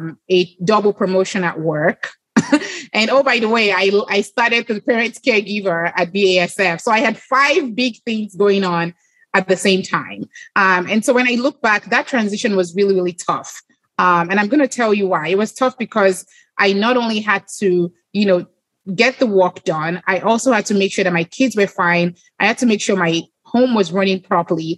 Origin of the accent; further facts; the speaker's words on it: Lagos, Nigeria; moved away; I grew up in Lagos, Nigeria